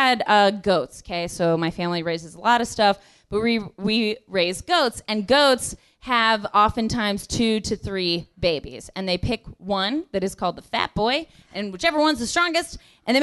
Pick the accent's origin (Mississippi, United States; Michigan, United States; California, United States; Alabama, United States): California, United States; Kern Valley; born or raised there; accent: Fresno; moved away